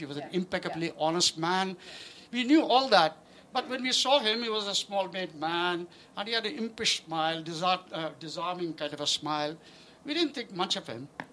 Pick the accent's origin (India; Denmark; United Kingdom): India; I was born in British India